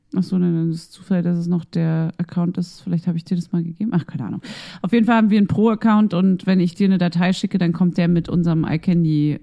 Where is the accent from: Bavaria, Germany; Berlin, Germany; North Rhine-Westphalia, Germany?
Berlin, Germany; Ich bin ja auch ein Berliner und ich darf das sagen, weil ich komme hierher